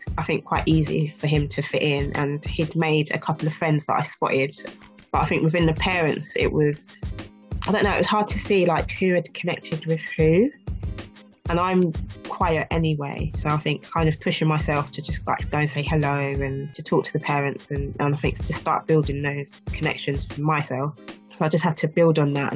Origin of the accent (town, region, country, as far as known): England, United Kingdom